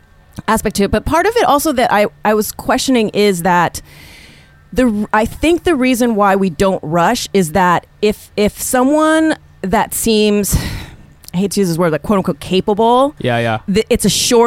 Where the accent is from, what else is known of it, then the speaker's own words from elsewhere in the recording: Hawaii, United States; now in New York, United States; growing up in Hawaii because the experience is you are the majority.